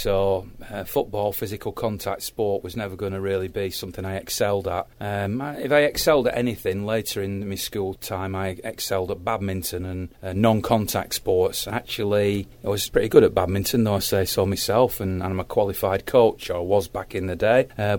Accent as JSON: {"language": "English", "town": "Radcliffe", "region": "North West England", "country": "United Kingdom", "tie": "born or raised there", "also_born_or_lived": "Manchester / Little Lever / Whitefield / Norwich", "said": "But I grew up in Radcliffe"}